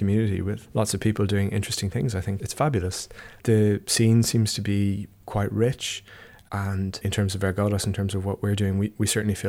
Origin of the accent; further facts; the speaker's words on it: Dublin, Ireland; accent: Irish; moved away as an adult; also born or lived in England; I wanted everybody to know that I was Irish, and I couldn't emphasise my accent enough.